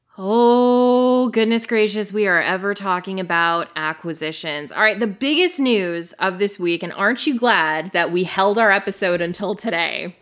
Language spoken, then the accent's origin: English; Canada; moved away; I'm Canadian